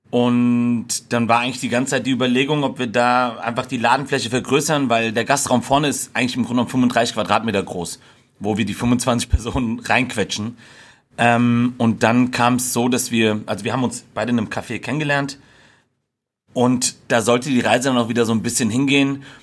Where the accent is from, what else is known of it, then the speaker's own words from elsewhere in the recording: Giessen, Hesse, Germany; bin äh, mittlerweile 33 Jahre alt, bin geboren und aufgewachsen in Gießen, hab, äh, hab die Ecke hier nie verlassen